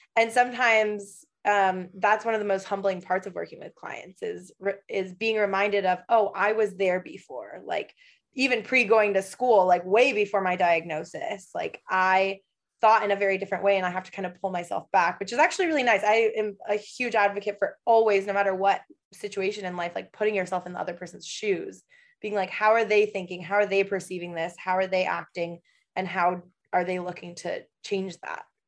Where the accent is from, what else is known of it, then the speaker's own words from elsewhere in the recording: Michigan, United States; moved away as an adult; also born or lived in Los Angeles; now in Portland, Oregon, United States; I am originally from Michigan